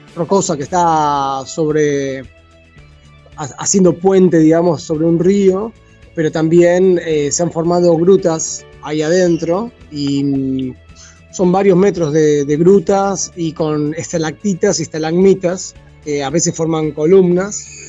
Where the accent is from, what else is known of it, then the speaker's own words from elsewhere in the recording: Argentina; moved away; nosotros, los argentinos